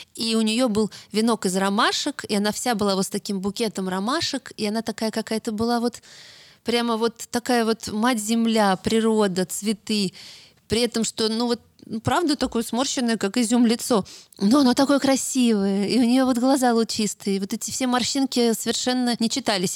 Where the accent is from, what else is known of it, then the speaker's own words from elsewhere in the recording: Moscow, Russia; я же москвичка, а Таруса — это дача. Но я с самого рождения там росла